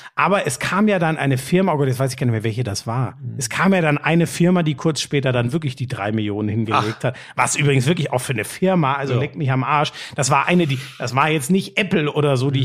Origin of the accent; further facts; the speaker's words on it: North Rhine-Westphalia, Germany; moved away; es ist meine alte Heimat da, NRW